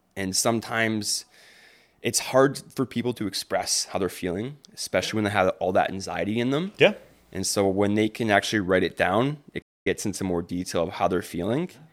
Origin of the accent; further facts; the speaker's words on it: Windsor, Ontario, Canada; I was raised in Windsor, Ontario